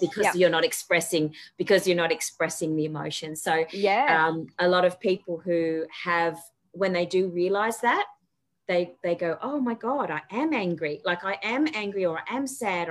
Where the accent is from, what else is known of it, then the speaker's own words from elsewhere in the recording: Tasmania, Australia; I grew up in Tassie